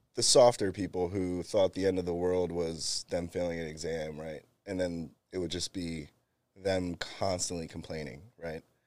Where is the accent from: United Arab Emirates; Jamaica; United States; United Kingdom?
United States; Bristol, Pennsylvania; moved away as an adult; also born or lived in California; I grew up in Bristol, and then, uh, two thousand four came, graduated